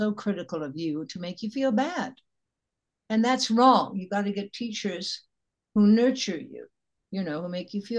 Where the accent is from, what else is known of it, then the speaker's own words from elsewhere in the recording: Chicago, Illinois, United States; And I'd say the lawyer's daughter, because I'm from Chicago.